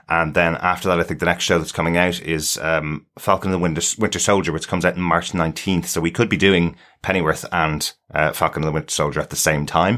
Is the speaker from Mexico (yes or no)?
no; Ireland; we're from Ireland